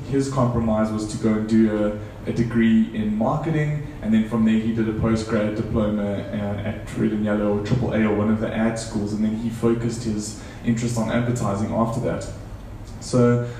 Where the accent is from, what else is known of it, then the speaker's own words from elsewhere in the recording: South Africa; this South African dude with an accent.